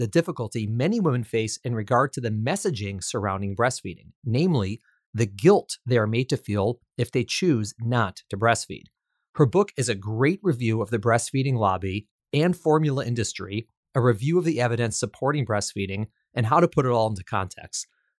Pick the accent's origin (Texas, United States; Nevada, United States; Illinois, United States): Illinois, United States; Chicago; I'm originally from the Midwest and from Chicago